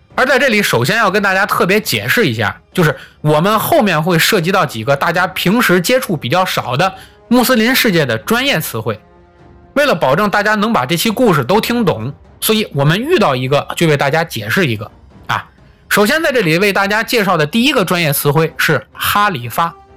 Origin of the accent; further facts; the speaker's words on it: Tianjin, China; 就是我的老家天津啊